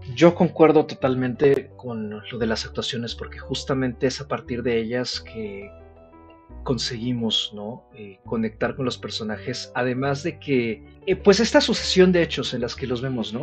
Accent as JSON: {"language": "Spanish", "country": "Mexico"}